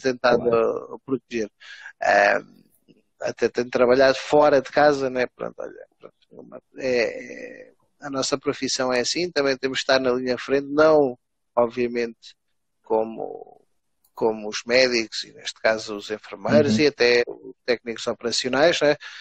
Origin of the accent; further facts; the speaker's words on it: Alentejo, Portugal; moved away; eu como alentejano